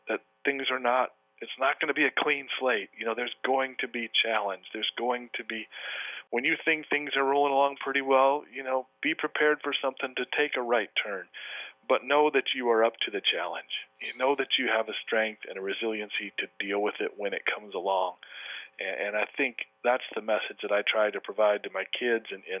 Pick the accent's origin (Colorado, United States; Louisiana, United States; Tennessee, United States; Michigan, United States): Michigan, United States; Flint; now in Corona del Mar, United States; growing up missing a right hand and playing baseball and growing up in Flint, Michigan